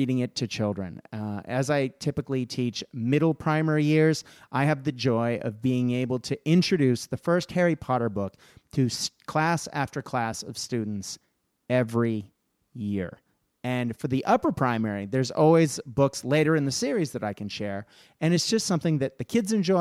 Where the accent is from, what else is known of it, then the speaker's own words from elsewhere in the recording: Australia; as an Australian